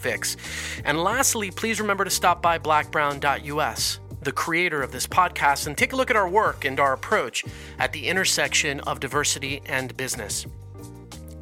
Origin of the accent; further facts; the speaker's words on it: Caracas, Capital District, Venezuela; moved away; also born or lived in Colombia; I'm Colombian, but I grew up in Venezuela, in Caracas.